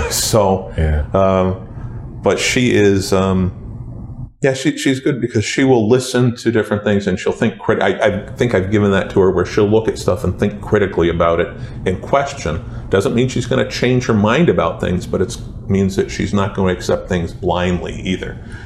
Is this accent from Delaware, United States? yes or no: no; Woodbury, Connecticut, United States; Growing up in Woodbury, there were no black families when I was in grade school